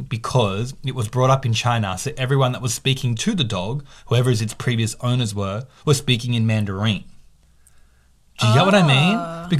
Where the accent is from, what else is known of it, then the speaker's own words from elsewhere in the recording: Australia; I was born in Australia. I don't even look Asian. I look like everything.